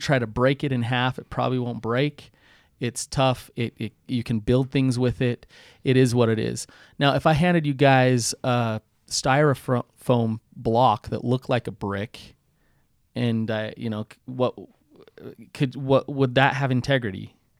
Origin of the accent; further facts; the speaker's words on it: Utah, United States; accent: Utah; I can hardly say that with my Utah accent.